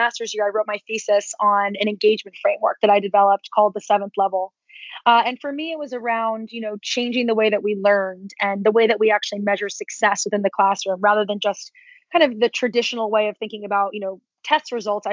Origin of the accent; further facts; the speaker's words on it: New Jersey, United States; moved away as an adult; also born or lived in Las Vegas; I grew up in a very small town in New Jersey.